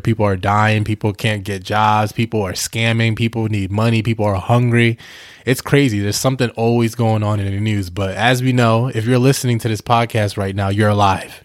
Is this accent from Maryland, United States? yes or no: no; New York, United States; also born or lived in New Jersey / Delaware; now in Houston, United States; I'm originally from New York. Obviously, I lived in Jersey for a couple years and I lived in Delaware